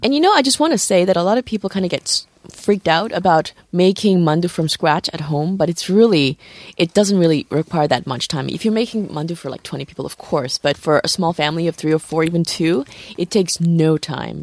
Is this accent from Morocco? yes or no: yes; Morocco; moved away; I was born in Morocco